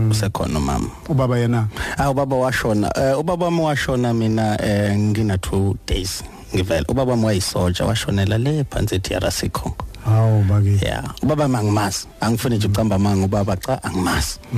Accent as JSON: {"language": "Zulu", "area": "Venda", "region": "Limpopo", "country": "South Africa", "tie": "born or raised there", "said": "ngizalwa eVenda ilanga azalelwa khona. Oh okay. Eh ngavelela endaweni yasemakhaya bayibiza ngokuthi emakwarera ngale."}